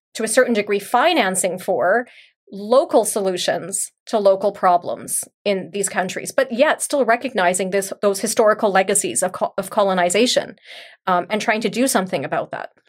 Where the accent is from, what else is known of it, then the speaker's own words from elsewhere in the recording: Canada; moved away as an adult; also born or lived in Mauritius; I grew up here in Canada. I was born here.